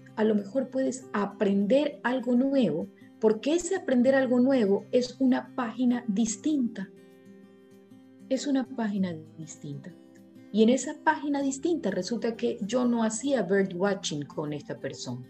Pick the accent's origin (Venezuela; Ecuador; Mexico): Ecuador; also born or lived in Guayaquil; en mi país